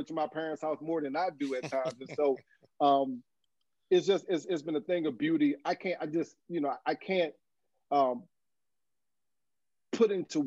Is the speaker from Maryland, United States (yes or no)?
yes; Fort Washington, Maryland, United States; also born or lived in Philadelphia; I love my hometown